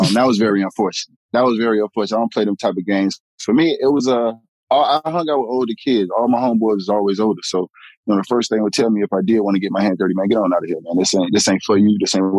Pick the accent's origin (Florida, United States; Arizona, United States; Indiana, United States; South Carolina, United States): Florida, United States; Miami; also born or lived in Gainesville, Florida; I was born and raised in Liberty City. So I was born in North Shore Hospital in 1980, June 9th, 1980, which is in Liberty City.